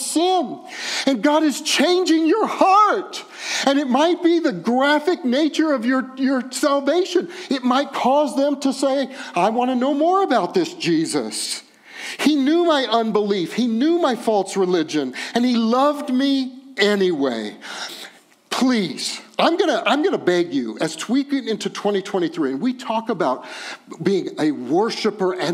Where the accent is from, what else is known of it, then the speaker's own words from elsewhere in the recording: Texas, United States; I'm from Texas.